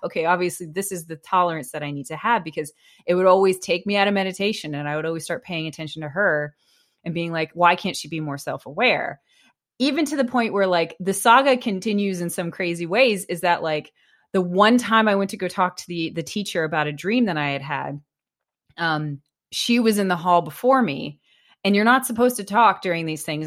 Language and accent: English; United States; I was an American